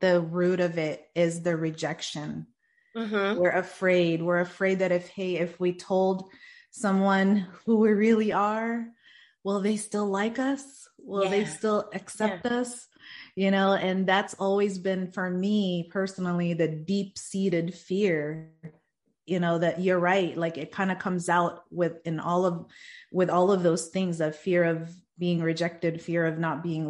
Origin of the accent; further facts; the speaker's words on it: Stockton, California, United States; I am from Stockton, California